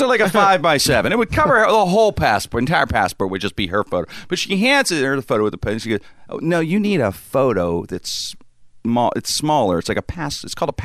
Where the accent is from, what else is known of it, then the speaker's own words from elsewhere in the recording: Pittsburgh, Pennsylvania, United States; I lived here my whole life, grew up in the strip